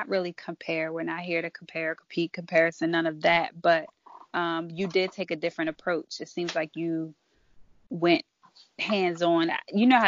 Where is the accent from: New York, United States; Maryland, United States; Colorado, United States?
Maryland, United States; I'm from Maryland